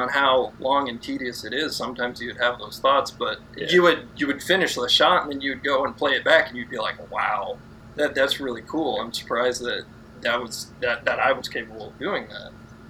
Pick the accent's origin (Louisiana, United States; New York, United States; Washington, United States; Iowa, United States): Iowa, United States; we grew up in Iowa